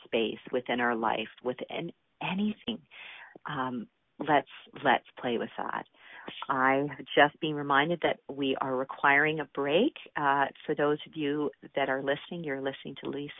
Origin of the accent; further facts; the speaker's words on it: Calgary, Alberta, Canada; my hometown of Calgary, Alberta